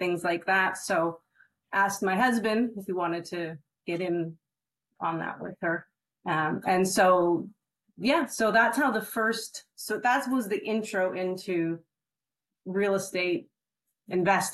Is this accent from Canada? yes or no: yes; Canada; also born or lived in Mexico; now in Fresno, United States; I'm from Canada originally, and moved to the United States 2 years ago, but actually moved from Mexico.